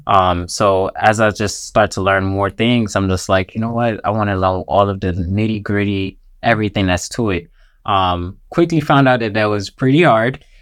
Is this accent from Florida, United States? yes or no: yes; Miami, Florida, United States; also born or lived in Jamaica; I was born here in Miami